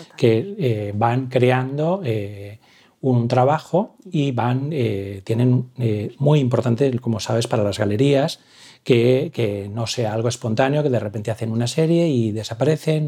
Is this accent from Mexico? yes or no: no; Valencia, Valencian Community, Spain; moved away as an adult; now in Barcelona, Spain; yo soy de Valencia